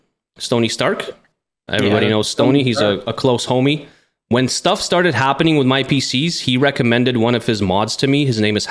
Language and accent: English; Russia; English is a second language; As most people know out there by now, that I was born and raised in the Soviet Union, Russian by blood.